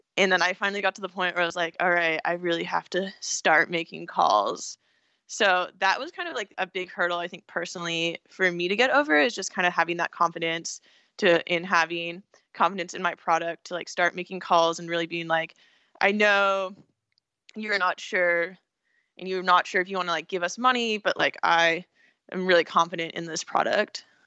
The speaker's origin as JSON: {"language": "English", "region": "California", "country": "United States", "also_born_or_lived": "Pennsylvania / San Francisco", "said": "I'm from California, so I was kind of, like, the hippie person there"}